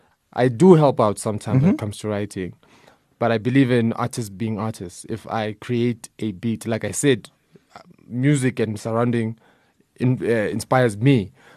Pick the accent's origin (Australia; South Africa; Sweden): South Africa; Soweto, Gauteng; I'm from Soweto